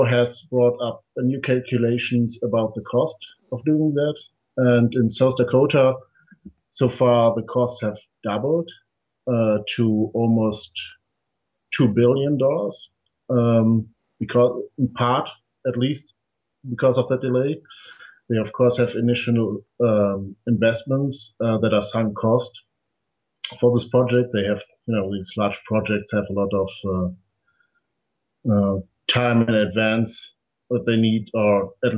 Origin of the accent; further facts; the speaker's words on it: Germany; my home country of Germany